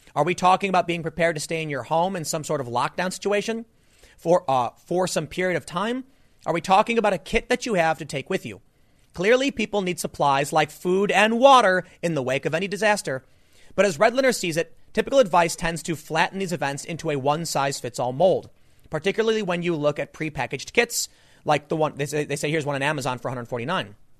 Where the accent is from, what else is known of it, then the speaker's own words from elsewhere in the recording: United States; I grew up on the South Side